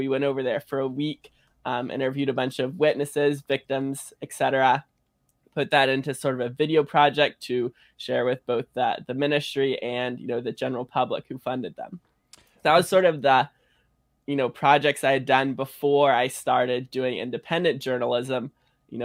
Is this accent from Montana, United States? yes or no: no; North Carolina, United States; North Carolina.